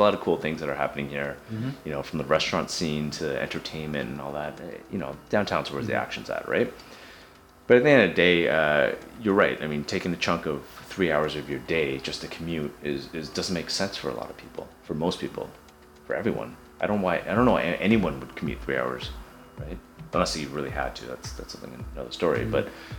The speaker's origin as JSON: {"language": "English", "town": "Markham", "region": "Ontario", "country": "Canada", "said": "you know, like I came from Markham, so I understand what the benefits of living in Markham are, the green space and the quietness and all that kind of stuff."}